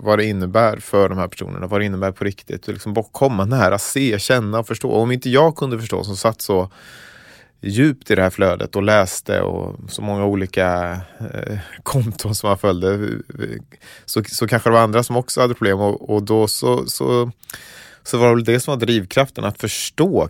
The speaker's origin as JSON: {"language": "Swedish", "region": "Gotland", "country": "Sweden", "tie": "born or raised there", "said": "startat upp nya församlingar då på Gotland där jag växte upp"}